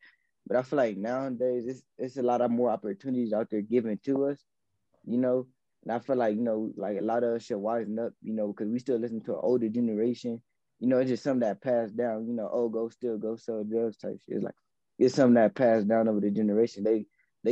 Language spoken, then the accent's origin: English; Los Angeles, California, United States; I'm from L.A., I'm from Watts